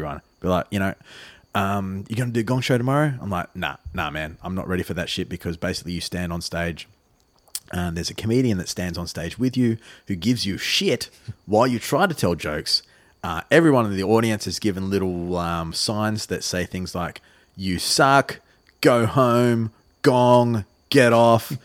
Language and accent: English; Australia; as an Australian person myself